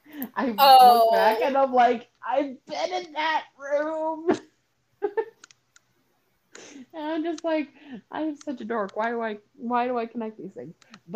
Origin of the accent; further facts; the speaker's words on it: United States; she understands I'm American, I can't understand her.